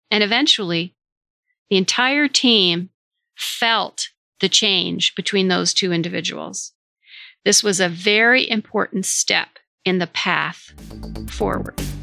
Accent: Vermont, United States; Vermont, my home state in the US

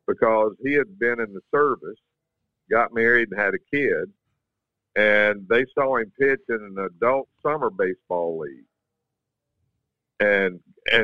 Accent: Jefferson City, Tennessee, United States; also born or lived in Greeneville, Tennessee; I was born in Greenville, but I went middle school and high school in Jefferson City, Tennessee

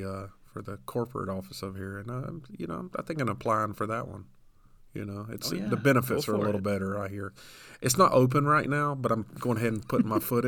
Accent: the South, United States; moved away; I grew up in the South.

